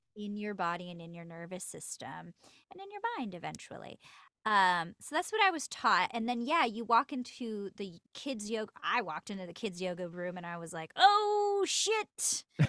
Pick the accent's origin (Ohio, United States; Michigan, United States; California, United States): California, United States; Los Angeles; I'm born and raised in L